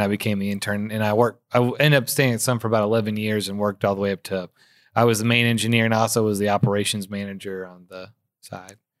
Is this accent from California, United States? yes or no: no; Memphis, Tennessee, United States; Born and raised in Memphis